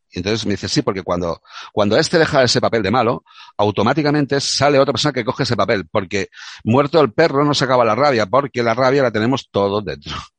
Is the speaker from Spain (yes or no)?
yes; Córdoba, Andalusia, Spain; moved away; also born or lived in Catalonia; yo soy catalán de Córdoba, ya te expliqué. Entonces, mm, mi carácter andaluz